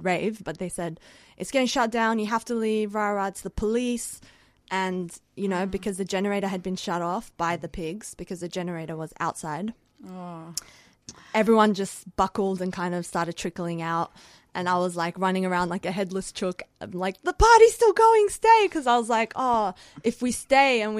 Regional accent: Sydney, New South Wales, Australia; also born or lived in Sanandaj, Iran; now in Melbourne, Australia; I am from Rojhelat, which is Kurdistan encircled Iran. Mm-hmm. I grew up in Western Sydney

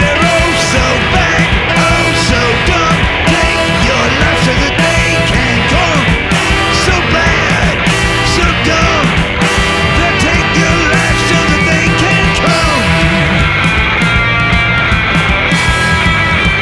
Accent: Adelaide, South Australia, Australia; I grew up in Adelaide.

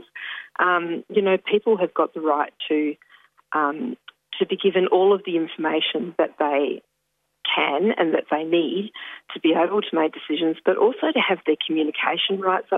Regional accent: Ballardong Country, Western Australia, Australia; now in Victoria, Australia; I'm originally from Balladong Country in Western Australia. currently in Victoria

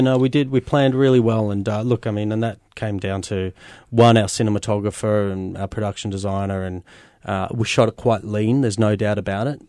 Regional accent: Melbourne, Victoria, Australia; I wanted to celebrate Melbourne as well. I mean, this is my hometown

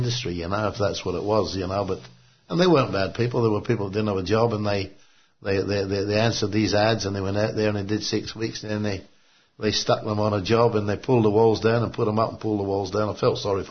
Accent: Sydney, New South Wales, Australia; moved away as an adult; now in Perth, Australia; where I grew up in Sydney

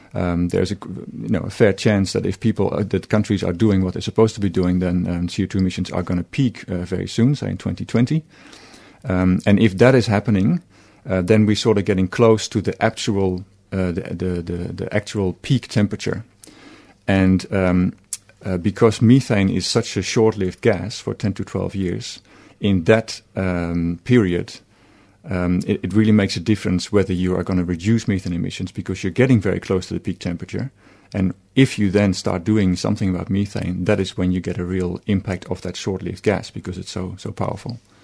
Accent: Netherlands; moved away as an adult; now in Australia; I'm from Holland

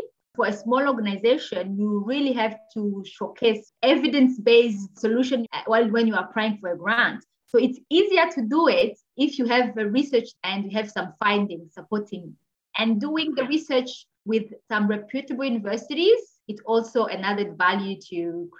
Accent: DR Congo; born there; English is a second language; Myself, I speak more than 6 languages. I was born in the Congo, so I speak Swahili, I speak Lingala, I speak French, I speak Kinyarwanda.

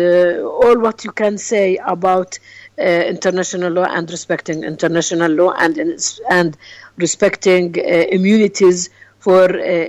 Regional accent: Palestine; we as Palestinian people

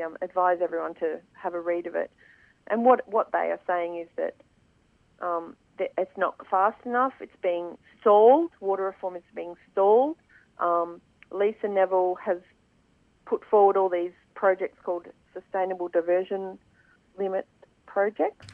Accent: Swan Hill, Victoria, Australia; moved away; I was born in Swan Hill um, so I grew up there and have lived there for quite a bit of my life

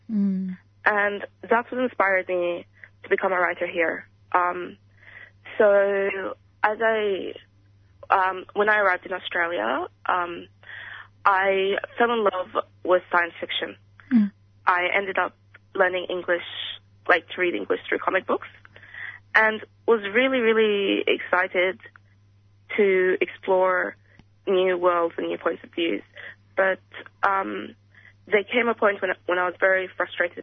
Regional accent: Sudan; moved away; growing up in Sudan

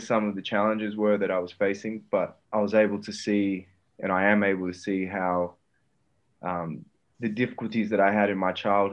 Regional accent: Perth, Western Australia, Australia; born or raised there; moved away as an adult; also born or lived in Brazil / Melbourne

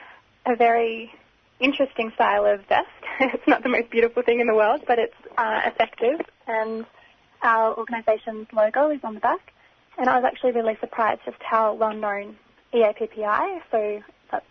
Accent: Australia; the fact that I'm an Australian citizen

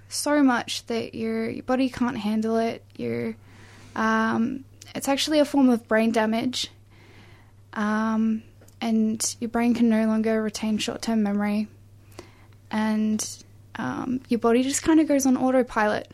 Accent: regional Victoria, Australia; my hometown in regional Victoria

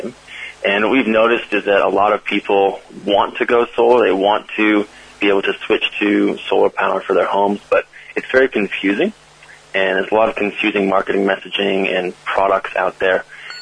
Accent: California, United States; accent: American; moved away as an adult; now in Australia; My American accent comes from California, mm-hmm. Where I spent the better part of 6 years

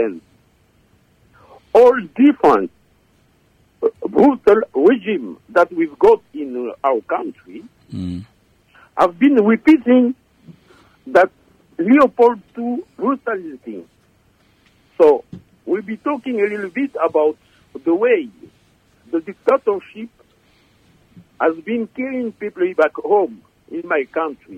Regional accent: Katanga, DR Congo; moved away as an adult; also born or lived in Likasi (Jadotville); now in Australia; I'm from the Democratic Republic of Congo

